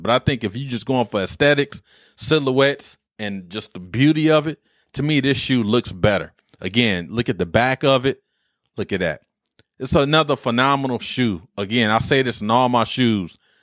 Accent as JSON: {"language": "English", "town": "Detroit", "region": "Michigan", "country": "United States", "said": "I'm from Detroit"}